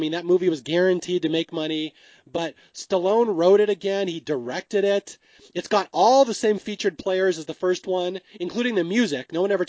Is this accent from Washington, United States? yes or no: yes; Seattle, Washington, United States; I grew up in Seattle.